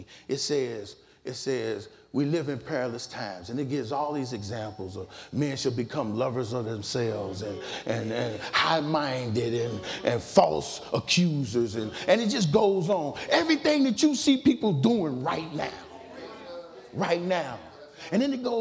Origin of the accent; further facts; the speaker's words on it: Dayton, Ohio, United States; I was born in Dayton